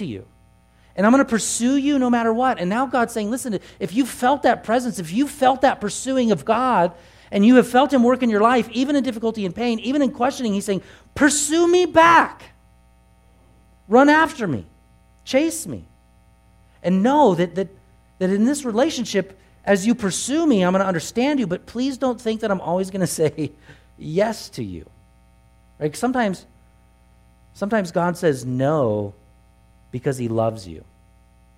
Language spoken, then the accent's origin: English; Truckee, California, United States; I grew up here in Truckee